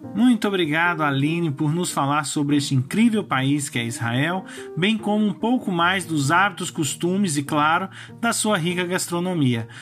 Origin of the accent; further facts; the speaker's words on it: Goiás, Brazil; eu venho do estado de Goiás